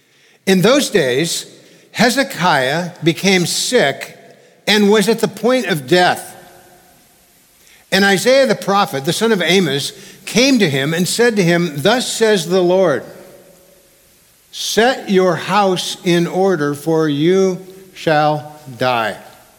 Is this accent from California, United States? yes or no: yes; California, United States; Because being a Californian, I'd never really seen many graves. In California, we hide our graveyards.